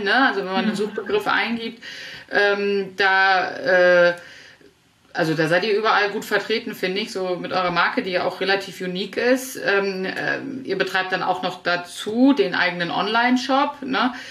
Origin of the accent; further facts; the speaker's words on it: Northern Germany, Germany; als Norddeutsche